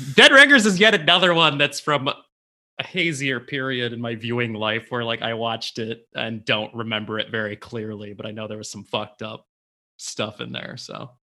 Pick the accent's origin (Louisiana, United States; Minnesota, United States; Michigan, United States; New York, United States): Michigan, United States; Livonia; where I grew up in Livonia